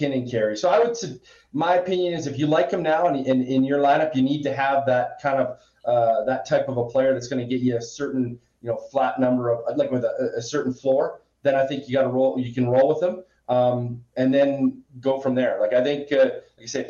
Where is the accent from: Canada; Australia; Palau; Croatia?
Canada; Western Canada; I'm from Western Canada